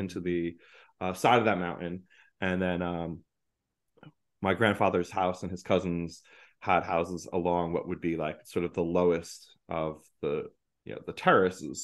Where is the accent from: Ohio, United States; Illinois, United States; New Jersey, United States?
New Jersey, United States; moved away as an adult; now in New York, United States; growing up in North Jersey